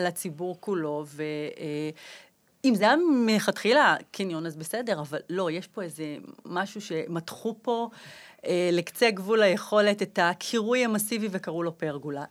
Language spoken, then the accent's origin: Hebrew; Jerusalem, Jerusalem District, Israel; אני גדלתי בירושלים, בקטמון